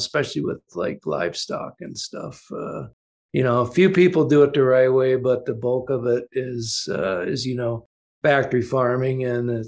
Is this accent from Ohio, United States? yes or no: yes; Ohio, United States; all the farmers I grew up in Ohio